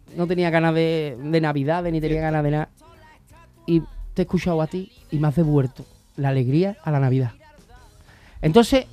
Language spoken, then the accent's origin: Spanish; Seville, Andalusia, Spain; nosotros los sevillanos